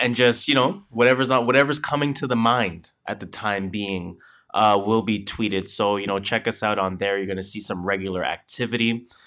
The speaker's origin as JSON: {"language": "English", "country": "Canada", "said": "we are Canadian"}